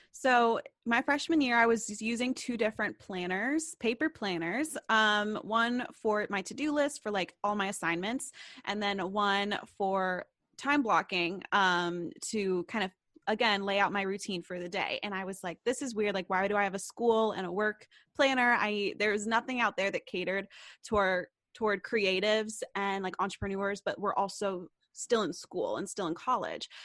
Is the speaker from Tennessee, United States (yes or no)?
yes; Knoxville, Tennessee, United States; moved away as an adult; now in Nashville, United States; I go to school in Nashville, Tennessee, and I'm from Knoxville, Tennessee.